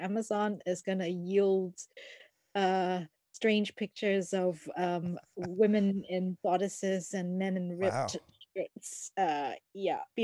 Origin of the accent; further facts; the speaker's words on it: Singapore; moved away as an adult; also born or lived in Japan / London, United Kingdom; now in United Kingdom; I grew up in Singapore